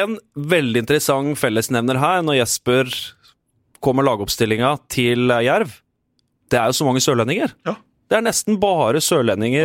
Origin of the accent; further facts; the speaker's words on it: Moss, Østfold, Norway; en mann jeg er oppvokst med på Melløs